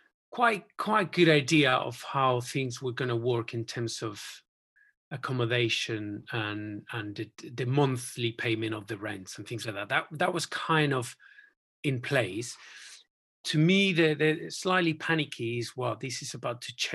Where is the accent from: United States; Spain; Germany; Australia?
Spain; moved away as an adult; also born or lived in Bristol; now in Cotswolds, United Kingdom; We went back to Spain for a few years